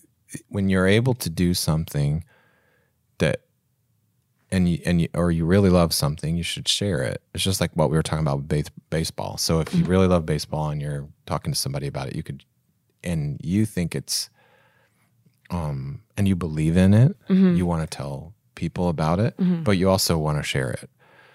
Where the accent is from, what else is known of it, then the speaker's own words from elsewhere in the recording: Kokomo, Indiana, United States; also born or lived in Warsaw; So I grew up in Kokomo and Warsaw and there were a lot of country bands.